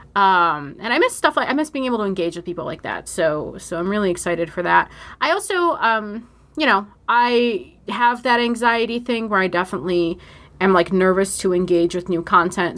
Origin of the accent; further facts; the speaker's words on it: Buffalo, New York, United States; here in my hometown of Buffalo, New York